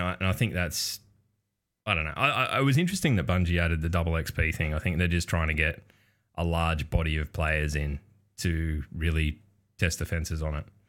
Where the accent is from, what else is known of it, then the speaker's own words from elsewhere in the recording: Australia; as an Australian